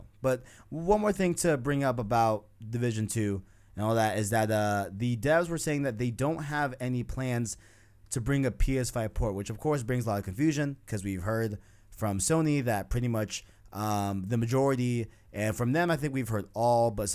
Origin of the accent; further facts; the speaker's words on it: New York City, New York, United States; I'm from New York. I'm from Queens